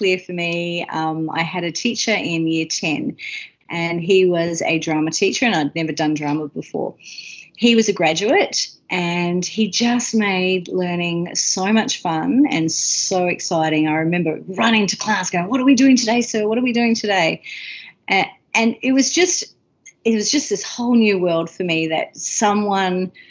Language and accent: English; Melbourne, Victoria, Australia; moved away as an adult; also born or lived in London / Queensland / Thursday Island / Gympie; now in Nanjing, China; I'm originally from Melbourne